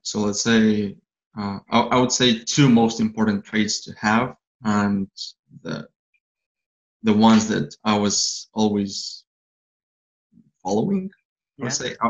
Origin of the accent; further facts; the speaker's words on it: Moldova; moved away; From Moldova, Eastern Europe.